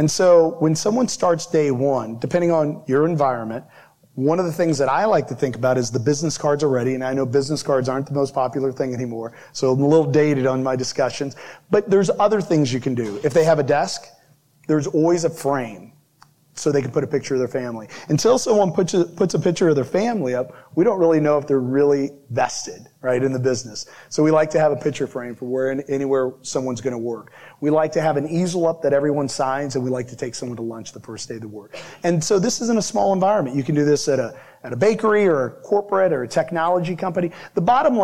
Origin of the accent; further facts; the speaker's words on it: Midwest, United States; I'm from the Midwest